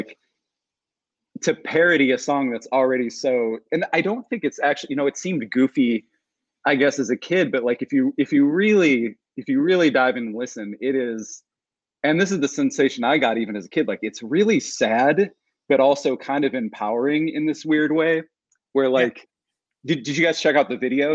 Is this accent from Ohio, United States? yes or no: yes; Cleveland, Ohio, United States; growing up around Cleveland, Ohio